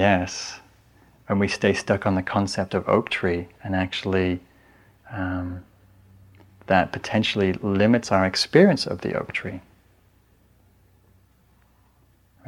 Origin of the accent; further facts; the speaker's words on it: England, United Kingdom; now in San Anselmo, United States; I'm English